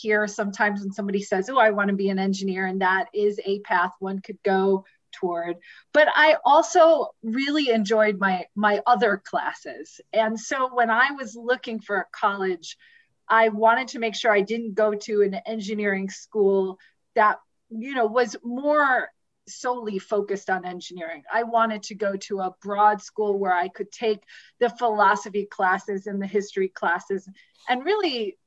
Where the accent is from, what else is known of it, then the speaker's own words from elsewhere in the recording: Cleveland Heights, Ohio, United States; I went to a public high school in Cleveland Heights, Ohio, a large public high school, very diverse public high school in Cleveland Heights, Ohio. So grew up through that school system